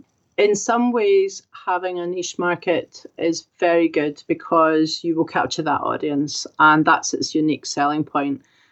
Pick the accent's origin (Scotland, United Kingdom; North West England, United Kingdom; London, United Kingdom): Scotland, United Kingdom; me being Scottish and writing the story